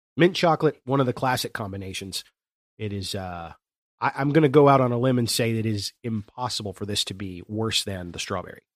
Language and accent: English; Chesapeake, Ohio, United States; I am, uh, born and raised in the Southern Ohio foothills region of the Appalachian Mountains